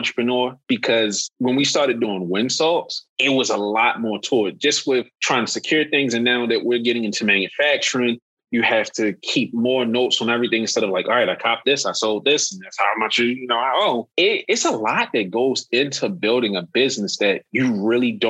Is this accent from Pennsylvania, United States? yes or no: no; Baltimore, Maryland, United States; I am from Baltimore.